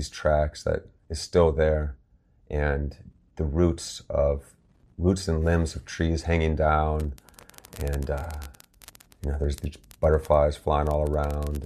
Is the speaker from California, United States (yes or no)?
no; Martinsburg, West Virginia, United States; my hometown of Martinsburg, West Virginia here